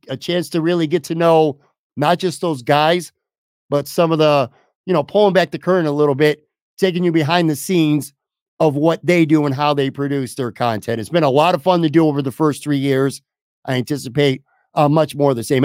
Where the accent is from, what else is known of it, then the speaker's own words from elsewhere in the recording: Buffalo, New York, United States; moved away as an adult; also born or lived in Florida; my hometown of Buffalo, New York